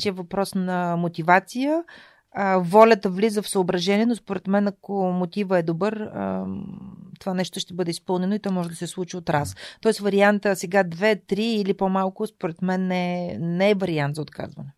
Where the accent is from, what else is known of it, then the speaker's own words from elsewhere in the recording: Shumen, Shumen Province, Bulgaria; moved away as an adult; also born or lived in Varna / Veliki Preslav / Sofia; Аз съм отраснала в Велики Преслав, едно малко граче а, където свободата, която бабите дават във възпитанието на децата, е неизмеримо с това, което родителите налагат като контрол. А, така че аз съм имала удоволствието да бъда гледана от баба си до 6 годишната ми възраст